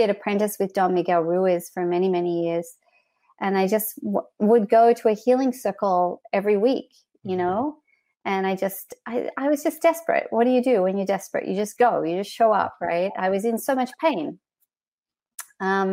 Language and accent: English; Australia; moved away as an adult; also born or lived in Canada; I grew up in Australia.